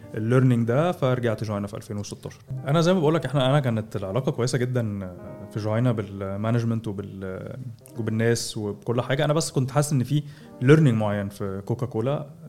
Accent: Egypt

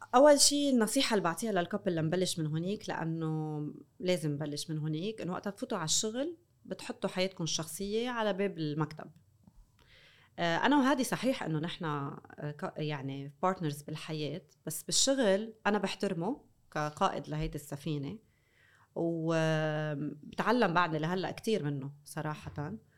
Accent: North Lebanon, Lebanon; انا من الشمال

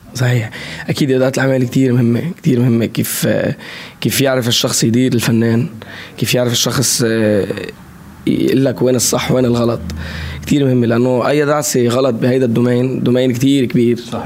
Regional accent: Lebanon; accent: Lebanese; also born or lived in Saudi Arabia; بلهجتي باللهجه اللبنانيه

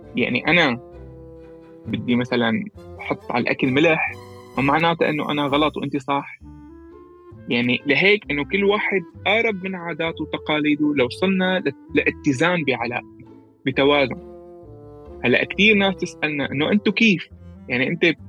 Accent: Latakia, Latakia Governorate, Syria; moved away; انا من اللاذقيه

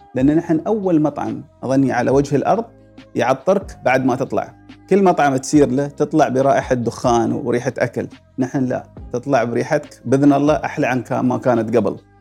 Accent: United Arab Emirates; وجبات الاماراتيه اللي ناكلها في البيت

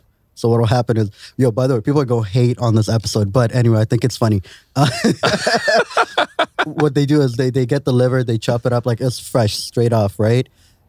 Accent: Sharjah, United Arab Emirates; I remember growing up in Sharjah

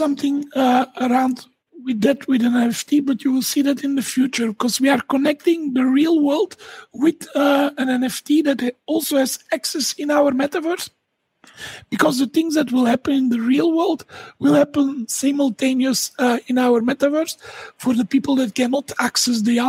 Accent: Dendermonde, Flanders, Belgium; I'm from Belgium, and I'm from a city called Dendermonde

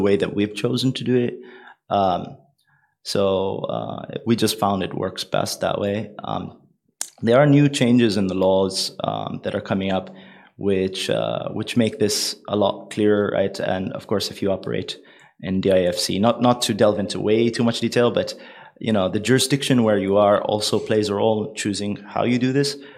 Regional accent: United Arab Emirates; It's a old trading family from the UAE

